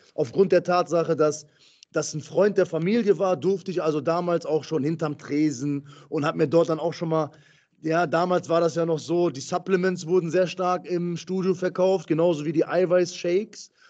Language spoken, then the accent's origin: German; Essen, North Rhine-Westphalia, Germany; Ich komme aus Essen, komme aus dem Ruhrgebiet